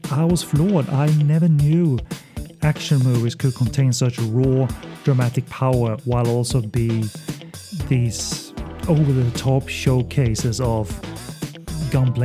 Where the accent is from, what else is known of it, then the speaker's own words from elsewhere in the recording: Sweden; English is a second language; I'm from Sweden, so excuse the accent